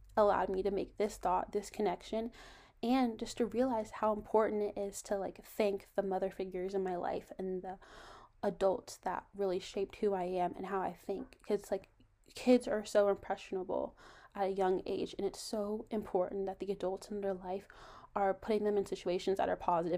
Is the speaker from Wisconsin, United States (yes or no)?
no; Virginia, United States; I'm from Virginia